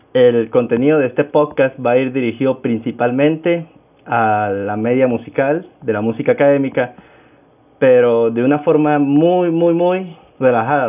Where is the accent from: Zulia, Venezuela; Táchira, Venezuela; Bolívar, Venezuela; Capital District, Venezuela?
Táchira, Venezuela; soy venezolano, actualmente vivo en el estado Táchira, me crié en el estado Táchira, tachirense